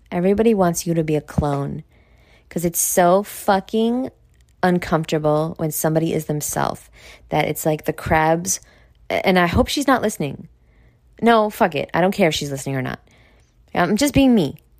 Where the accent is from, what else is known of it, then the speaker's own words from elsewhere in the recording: New York, United States; I'm from New York and that's what we do there, Like, that's my accent